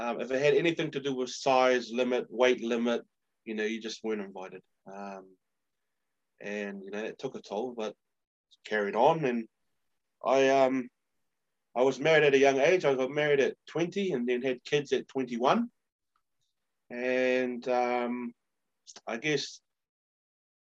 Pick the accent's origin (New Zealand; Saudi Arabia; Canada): New Zealand; as a New Zealander, but also a Samoan